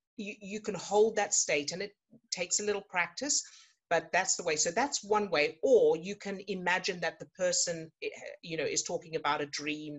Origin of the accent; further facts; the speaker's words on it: South Africa; I was born into a circus family, that, you know, I grew up in South Africa, and there was a lot of moving around